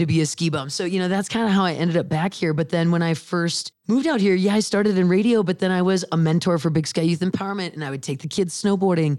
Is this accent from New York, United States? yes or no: no; Bismarck, North Dakota, United States; now in Bozeman, United States; I'm from Bismarck, North Dakota originally